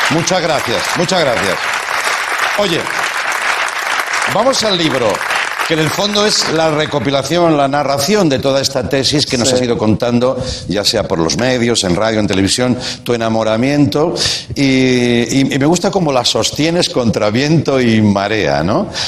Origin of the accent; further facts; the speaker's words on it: Catalonia, Spain; También es verdad que soy catalán, ¿no?